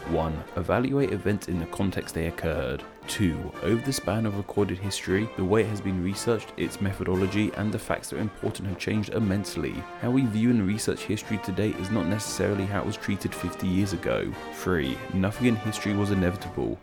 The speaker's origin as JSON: {"language": "English", "country": "United Kingdom", "tie": "born or raised there", "said": "here in the U K"}